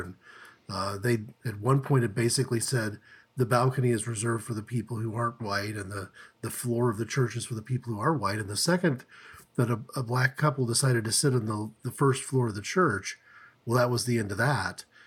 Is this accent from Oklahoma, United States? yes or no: yes; Tulsa, Oklahoma, United States; we grew up in Tulsa, Oklahoma, we went to school there from kindergarten through, you know, college